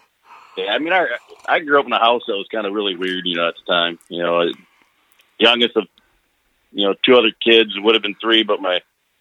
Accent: Saginaw, Michigan, United States; now in Virginia, United States; Well, I grew up in Saginaw, Michigan, on the east side, right off of Holland, actually on a street called Spruce.

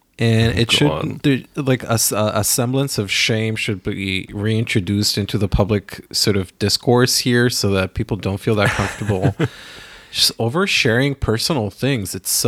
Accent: Israel; now in New York, United States; Sorry, I grew up in Israel.

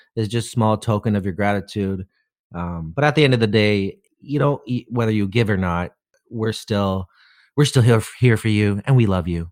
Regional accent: Canada; being Canadian

